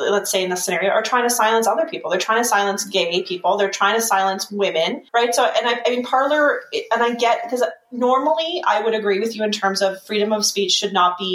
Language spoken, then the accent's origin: English; Canada; now in United States; a Canadian